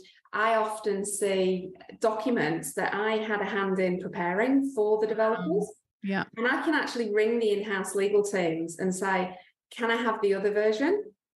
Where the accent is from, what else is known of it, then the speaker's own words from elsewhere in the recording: England, United Kingdom; now in Australia; so I am from England. Like you can probably tell from my accent.